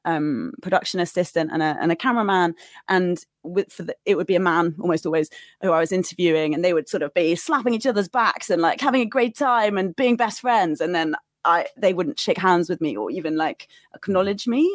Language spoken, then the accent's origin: English; United Kingdom; moved away as an adult; also born or lived in Qatar; being British, I was quite well protected by the British Embassy